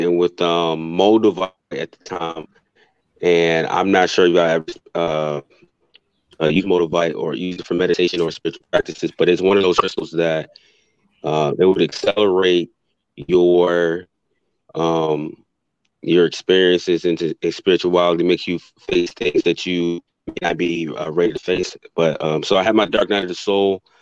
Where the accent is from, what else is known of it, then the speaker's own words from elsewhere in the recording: Virginia, United States; I'm from the East Coast, I'm actually from Virginia